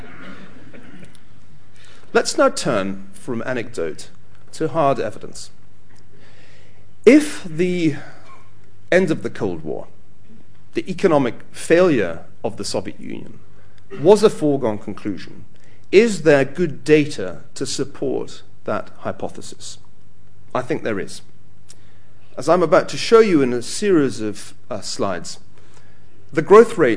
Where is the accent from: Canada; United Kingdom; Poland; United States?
United Kingdom; as a Brit